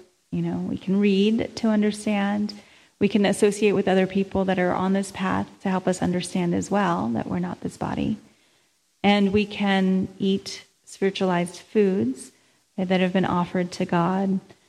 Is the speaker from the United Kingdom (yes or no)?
no; India; I'm Indian, that person's Filipino, that person's black, there's Mexican.